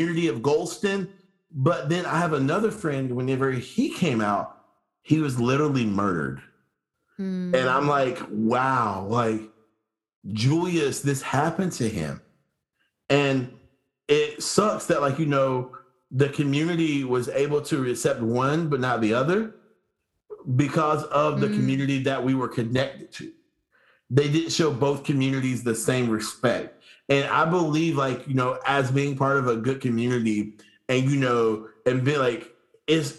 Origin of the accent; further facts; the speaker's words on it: United States; being an American growing up here